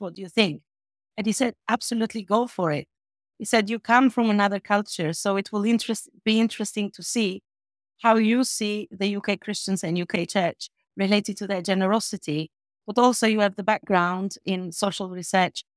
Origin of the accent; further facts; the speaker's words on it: Albania; moved away as an adult; now in United Kingdom; my hometown in Albania is literally forty minutes from the border with Macedonia.